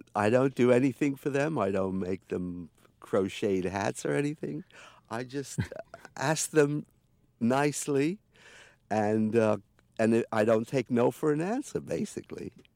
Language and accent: English; England, United Kingdom; I come from England